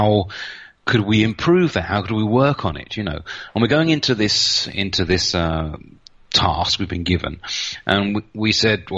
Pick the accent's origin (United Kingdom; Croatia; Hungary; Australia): United Kingdom; moved away as an adult; also born or lived in Reading; now in Nuremberg, Germany; I'm a British guy. I moved down here about 24 years ago now, so I'm pretty Central European now